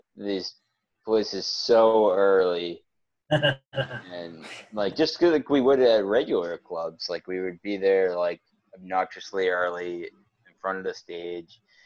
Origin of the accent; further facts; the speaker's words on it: Wakefield, Massachusetts, United States; we're from Wakefield, which is a lot a little bit further out